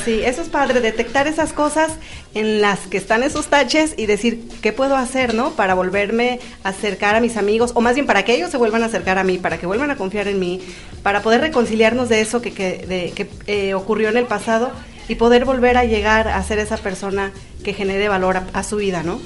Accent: Veracruz, Mexico; moved away; De Veracruz

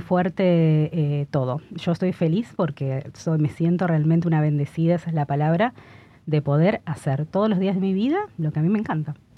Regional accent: Argentina; moved away as an adult; somos argentinos

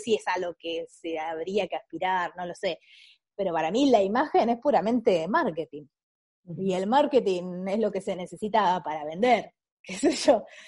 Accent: Ushuaia, Tierra del Fuego, Argentina; moved away as an adult; also born or lived in Córdoba; now in Buenos Aires, Argentina; yo soy de Ushuaia, a los 18 me vine a Buenos Aires, estuve acá como 5 años

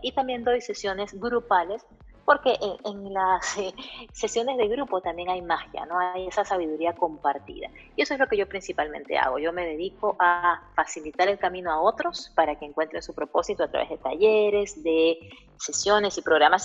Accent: Peru; also born or lived in Caracas; now in United States; en Perú, que es mi país de origen

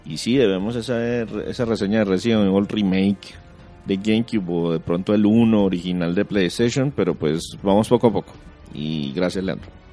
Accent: Colombia; en nuestro país en Colombia

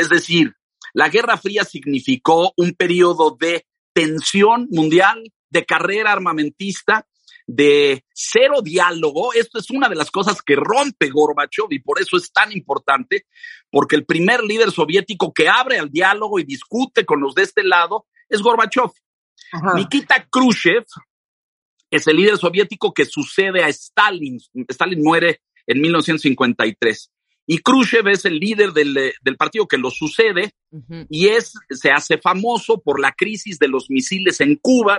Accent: Mexico; yo soy mexicano, pero mi padre era ruso

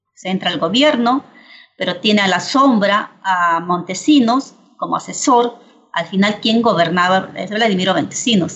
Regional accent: Ayacucho, Peru; yo soy de Ayacucho

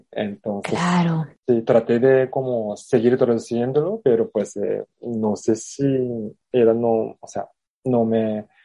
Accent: Japan; Spanish is a second language; yo soy japonés

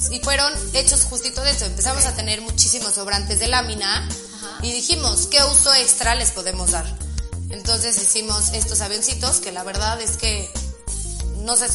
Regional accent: Mexico; todos los materiales, aparte siendo mexicanos, o sea, como que apoya, apoyas

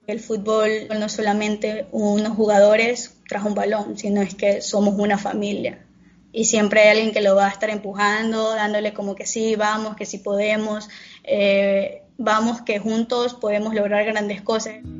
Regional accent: San Vicente, Manabí, Ecuador; soy de el Cantón San Vicente, provincia de Manabí, Ecuador.

